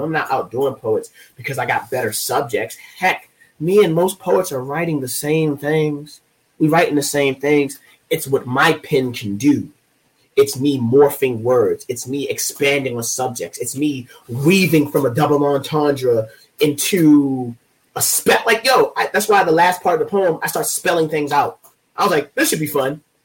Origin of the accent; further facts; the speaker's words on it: Baltimore, Maryland, United States; I am from Baltimore, like I am a Baltimore poet like him